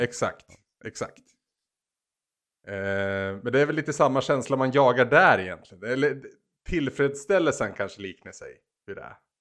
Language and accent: Swedish; Bollnäs, Gävleborg County, Sweden; i min hemstad, på även att kalla Bollnäs